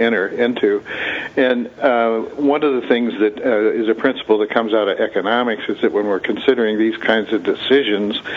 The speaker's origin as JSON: {"language": "English", "region": "Nebraska", "country": "United States", "tie": "born or raised there", "said": "I grew up in Nebraska."}